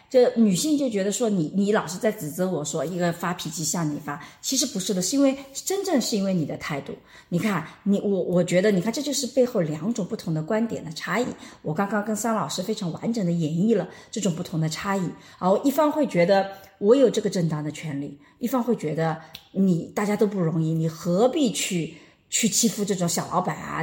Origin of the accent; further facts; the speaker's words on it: Jiangsu, China; 我们是江苏人，都是江苏人